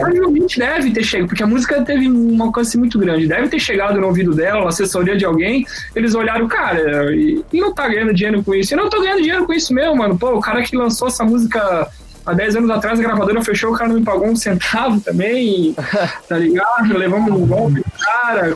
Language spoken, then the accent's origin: Portuguese; Santa Catarina, Brazil; accent: mix of Santa Catarina and Paraná; eu nasci na Coab, velho. Eu nasci numa periferia aqui da cidade. É, minha mãe mora lá ainda hoje em dia